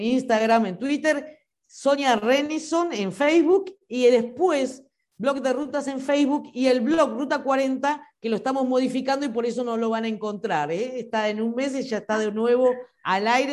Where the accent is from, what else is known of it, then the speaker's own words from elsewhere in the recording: Quilmes, Buenos Aires Province, Argentina; also born or lived in La Plata; Somos de Quilmes y todos estudiamos entre Buenos Aires y La Plata